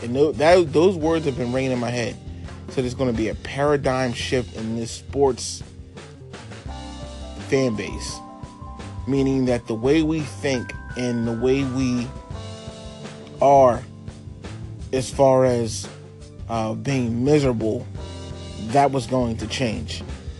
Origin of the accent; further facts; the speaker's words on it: Philadelphia, Pennsylvania, United States; Well, we're from Philly.